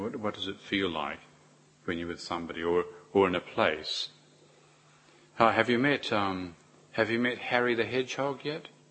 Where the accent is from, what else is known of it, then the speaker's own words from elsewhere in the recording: New Zealand; as a New Zealander